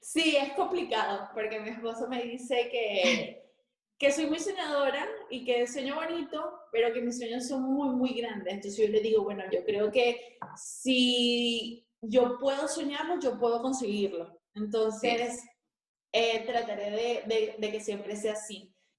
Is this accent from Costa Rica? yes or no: no; Venezuela; moved away; nosotros que somos venezolanos